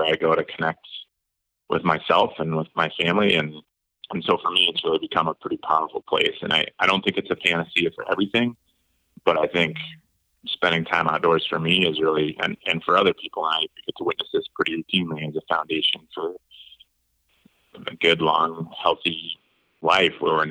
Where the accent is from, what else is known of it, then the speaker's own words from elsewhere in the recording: Eastern South Dakota, United States; now in Utah, United States; I grew up in Eastern South Dakota.